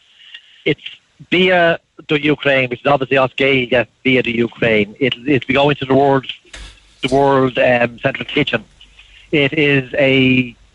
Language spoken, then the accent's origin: English; Leitrim, Connacht, Ireland; I'm from Leitrim